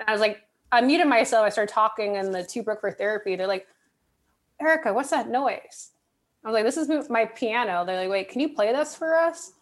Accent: California, United States; moved away; I'm originally from California

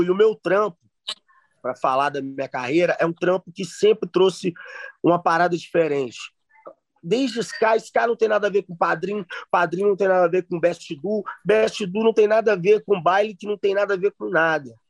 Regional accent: Belo Horizonte, Minas Gerais, Brazil; eu vim de lá da Zona Norte, tá ligado? é criado no funk, no baile da Vilarinha

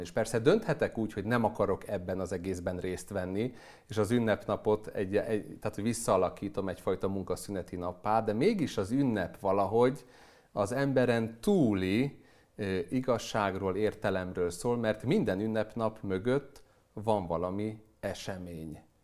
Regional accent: Hungary

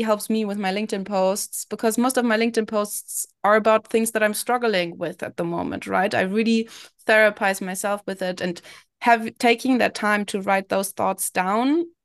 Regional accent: Berlin, Germany; moved away as an adult; also born or lived in London; I was born and raised in Berlin. I then moved to London to study

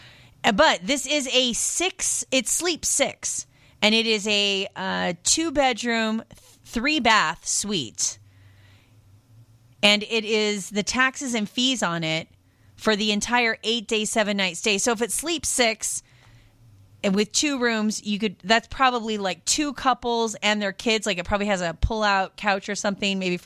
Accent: Pacific Northwest, United States; moved away; also born or lived in France; I am from the Pacific Northwest

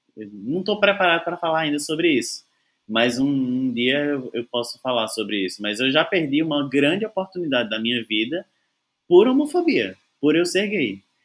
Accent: Serra Talhada, Pernambuco, Brazil; moved away; also born or lived in Recife; eu sou de Serra Talhada, do interior de Pernambuco, fica a quatrocentos e doze quilômetros da capital

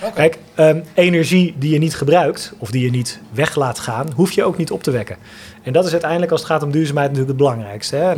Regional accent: IJsselstein, Utrecht, Netherlands; also born or lived in Amsterdam / Eindhoven; zijn we uit Amsterdam verhuisd en in IJsselstein komen wonen

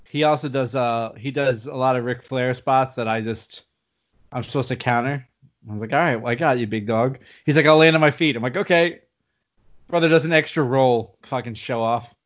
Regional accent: United States; I'm an American.

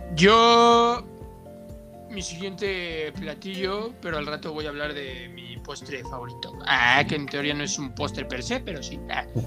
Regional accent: Mexico; soy mexicano

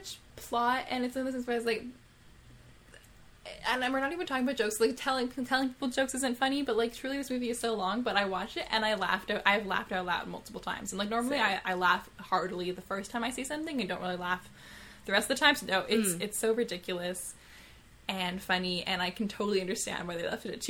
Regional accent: Yellowknife, Northwest Territories, Canada; moved away; I'm from Yellowknife

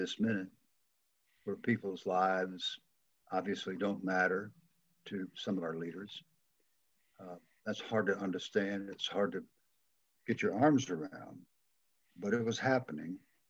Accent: the South, United States; accent: Southern; I just figured they're going to hear my Southern accent, injure me, and send me home.

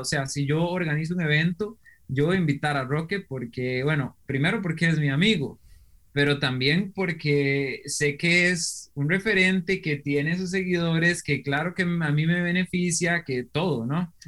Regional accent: Costa Rica; also born or lived in Germany; yo soy un costarricense que le, decimos aquí Picos

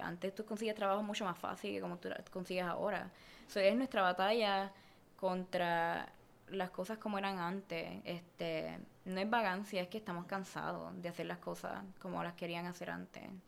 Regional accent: Puerto Rico; moved away as an adult; now in Los Angeles, United States; cuando yo me fui de Puerto Rico

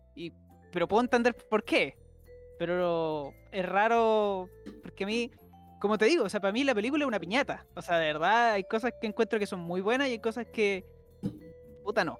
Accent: Chile; uno que es de acá

